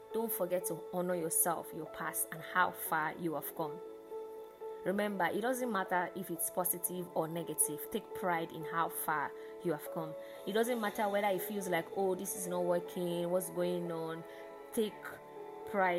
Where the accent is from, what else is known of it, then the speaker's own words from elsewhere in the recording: Lagos, Nigeria; how we in Lagos and Nigeria will say